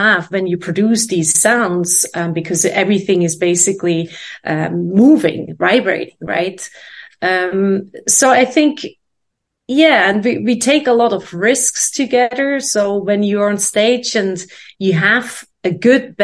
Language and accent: English; Switzerland; moved away as an adult; also born or lived in London, United Kingdom / Boston, United States / New York, United States; now in Amsterdam, Netherlands; I was born in Switzerland